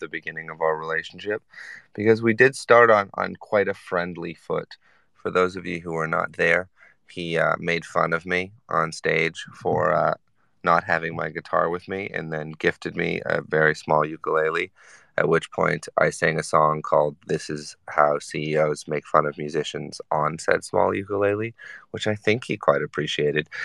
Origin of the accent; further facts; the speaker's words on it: Canada; I am a Canadian